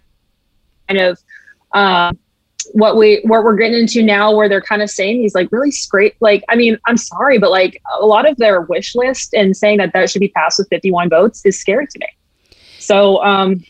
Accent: Kentucky, United States; now in Massachusetts, United States; we do live in Massachusetts, and I would say I am actually from a red state. I'm from Kentucky.

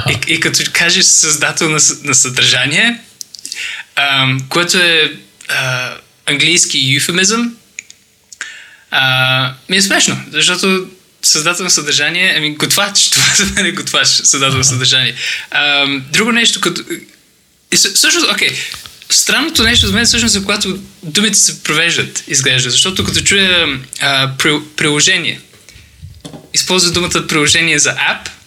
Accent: Bulgaria; now in London, United Kingdom; Ами, започнах в България. Да, така се научих българския.

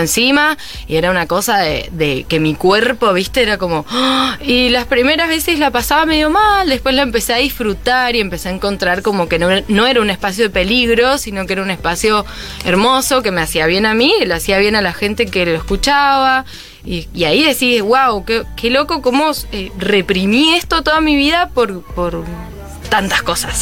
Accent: Mendoza, Argentina; moved away; Mendoza siempre va a estar ahí porque es como mi, mi tierra

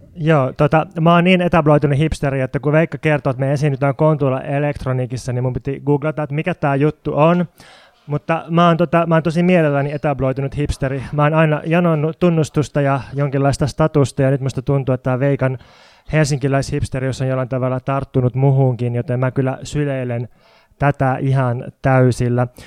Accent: Jyväskylä, Central Finland, Finland; now in Helsinki, Finland; mä oon kotoisin Jyväskylän entisen maalaiskunnan rajalta

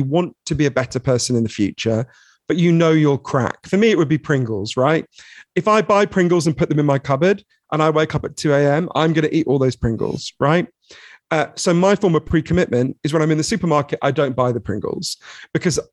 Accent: London, United Kingdom; I grew up in Edgware, which is a suburb of London

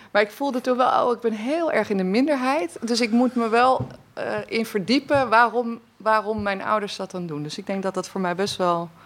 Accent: Wassenaar, South Holland, Netherlands; Ik ben opgegroeid in Wassenaar

